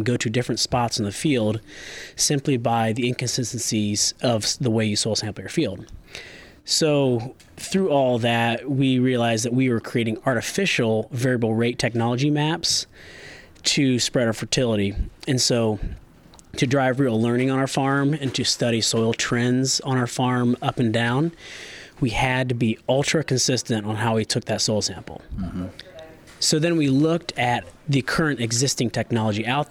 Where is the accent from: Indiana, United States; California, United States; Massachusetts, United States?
Indiana, United States; Bluffton; we have a large commercial farming operation there in Bluffton, Indiana, where we have row crops and livestock.